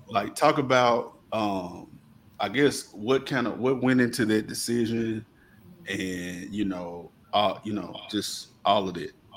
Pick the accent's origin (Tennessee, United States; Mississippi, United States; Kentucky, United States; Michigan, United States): Mississippi, United States; Coldwater; Mac and I, uh, born and raised in Coldwater